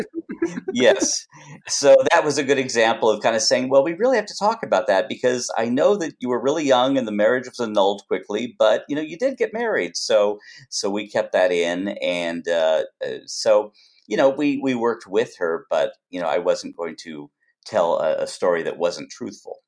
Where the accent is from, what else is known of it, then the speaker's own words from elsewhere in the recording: Los Angeles, California, United States; I was born out here in Los Angeles